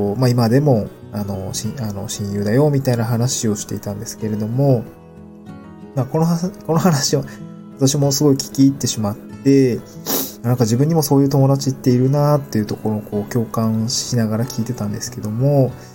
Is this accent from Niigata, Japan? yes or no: yes; Niigata, Japan; moved away as an adult; also born or lived in Aomori Prefecture; now in Tokyo, Japan; 私の場合はですね、あの、出身が新潟県で